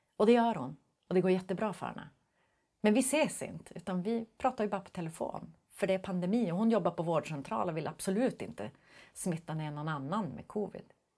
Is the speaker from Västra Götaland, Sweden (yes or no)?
no; Skellefteå, Västerbotten County, Sweden; jag är ju ändå från Skellefteå.